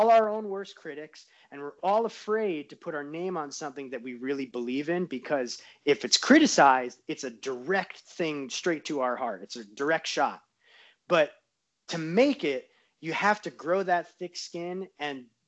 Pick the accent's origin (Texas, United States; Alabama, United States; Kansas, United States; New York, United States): New York, United States; now in Southern California, United States; I'm from New York, so it's like you never pump on the brakes. So it's that New Yorker is still in me, even out in Southern California